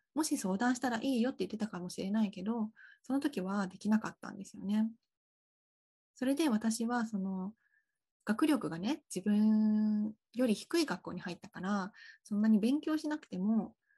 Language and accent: Japanese; Tokyo, Japan; 私が東京で育ってる